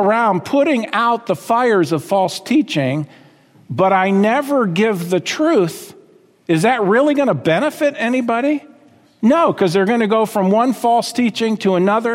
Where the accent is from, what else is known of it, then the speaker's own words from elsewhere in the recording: United States; We were raised in America